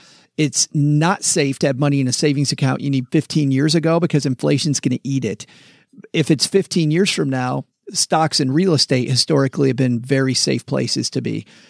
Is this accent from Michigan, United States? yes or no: yes; Michigan, United States; moved away as an adult; also born or lived in Texas; It's funny, ever since I moved back from Texas to Michigan in January, we've been hitting all these places. I lived here for my whole life until a decade ago when we spent 10 years in Texas.